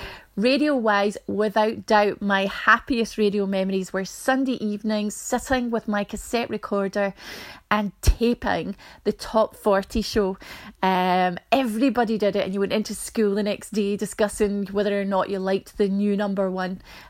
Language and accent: English; Glasgow, Scotland, United Kingdom; I'm from Glasgow in Scotland.